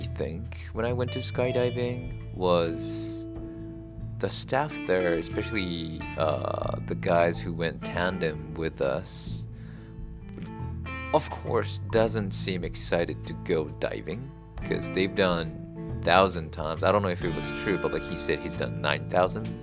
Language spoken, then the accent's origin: English; Japan; moved away; I grew up in Japan, and here is totally different